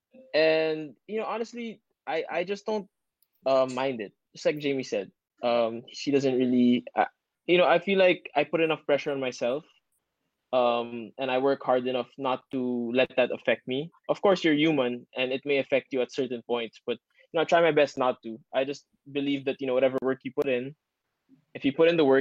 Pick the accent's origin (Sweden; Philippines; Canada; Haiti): Philippines; Ateneo, Metro Manila; I grew up in Ateneo, so, you know, we never saw a girl unless you went out of campus.